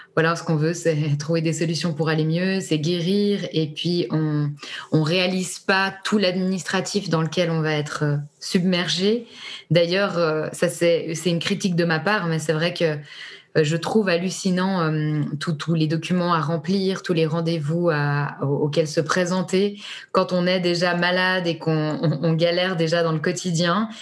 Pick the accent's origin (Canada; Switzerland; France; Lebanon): Switzerland; on est suisse